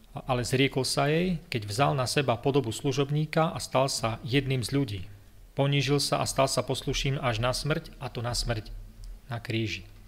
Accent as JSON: {"language": "Slovak", "town": "Levoča", "region": "Prešov Region", "country": "Slovakia", "tie": "born or raised there", "also_born_or_lived": "Zvolen / United States", "moved": "as an adult", "said": "som vyrastal v Levoči"}